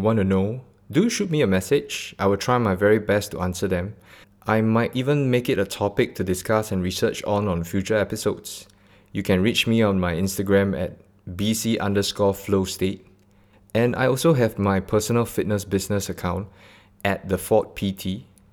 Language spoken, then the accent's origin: English; Singapore; I'm born and bred in Singapore, straight out of Bedok.